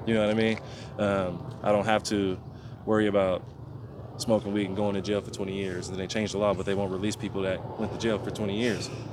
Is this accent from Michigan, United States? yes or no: no; Oakland, California, United States; also born or lived in Portland; I'm from East Oakland or if they know about Oakland, I'm gonna say I'm from Brookfield